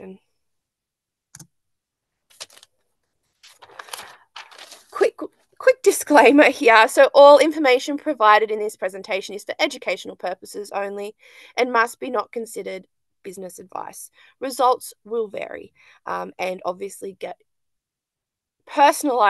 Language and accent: English; Lake Macquarie, New South Wales, Australia; also born or lived in Western Sydney, Hawkesbury / Hunter region near Maitland; now in Maitland, Australia; I'm from Lake Macquarie